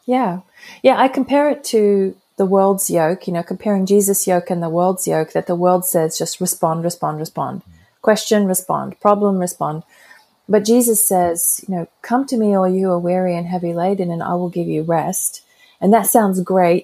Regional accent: Brisbane, Queensland, Australia; moved away as an adult; also born or lived in Cincinnati, United States; I'm back in Brisbane, Australia, which is my hometown, and um, hadn't lived here for over 20 years

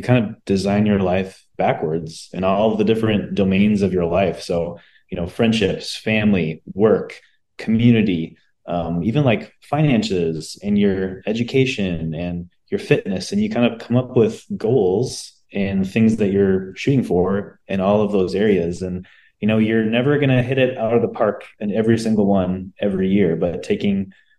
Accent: Waukesha, Wisconsin, United States; now in Minneapolis, United States; I'm from the Minneapolis, St. Paul area. Lived here for the last 20 years. Came from Waukesha, Wisconsin.

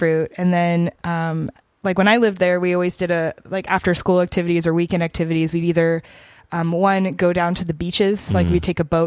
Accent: United States; also born or lived in Lagos, Nigeria; growing up in the United States

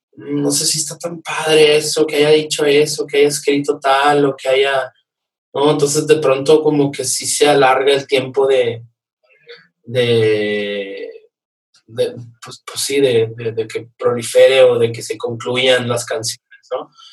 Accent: Nuevo Laredo, Tamaulipas, Mexico; now in Mexico City, Mexico; yo soy de Nuevo Laredo

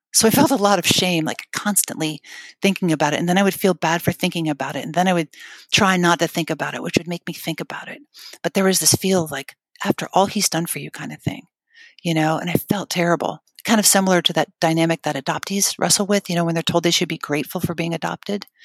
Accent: Scranton, Pennsylvania, United States; I was born in Scranton, Pennsylvania.

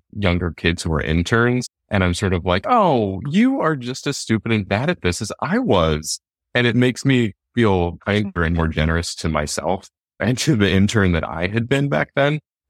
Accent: Salt Lake City, Utah, United States; I'm from Salt Lake City, Utah, and it's Salt Lake is such a spinster culture

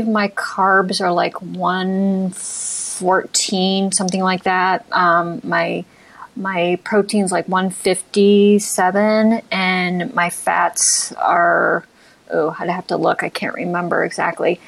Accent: Ohio, United States; now in San Francisco, United States; I'm from Ohio

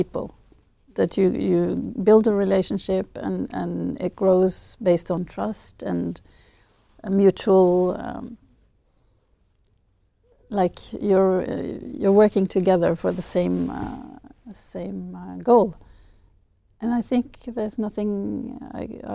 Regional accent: Norway; I'm from Norway

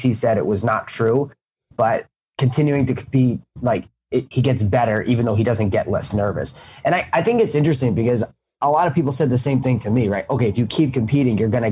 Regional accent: New York, United States; I grew up in New York

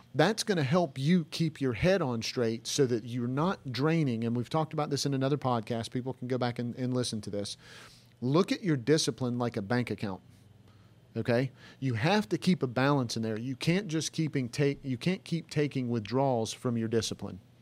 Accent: the South, United States; we're from the South

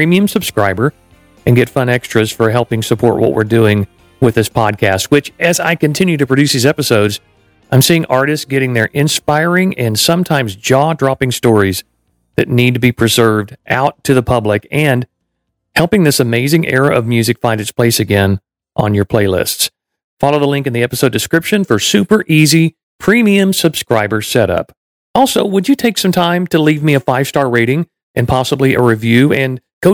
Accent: Waco, Texas, United States; moved away; also born or lived in Orlando; I grew up in Texas, I grew up in Waco

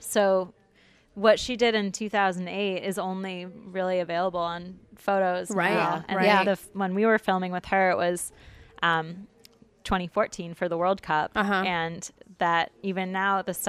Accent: Detroit, Michigan, United States; I'm from Michigan, from the Detroit area, and we have one of the largest Arab populations outside of the Middle East

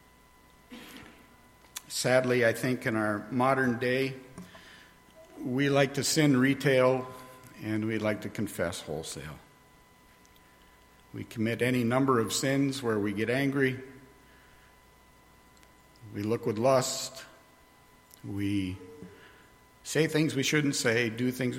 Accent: New York, United States; where I grew up in New York

